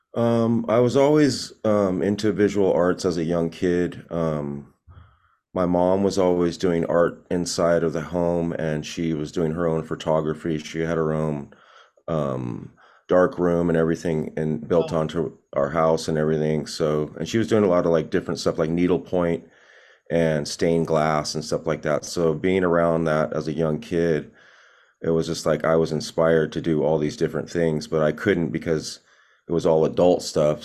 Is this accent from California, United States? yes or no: yes; Long Beach, California, United States; also born or lived in Corona, California / Los Angeles, California; that's where I grew up in Long Beach, pretty much most of my life